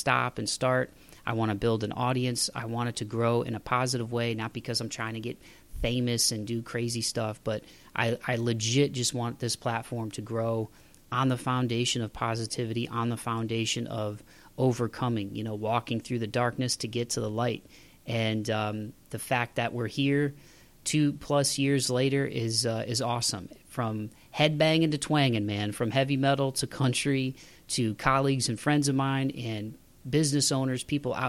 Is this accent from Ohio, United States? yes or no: yes; Toledo, Ohio, United States; Buckeye Cable Sports Network in my hometown of Toledo, Ohio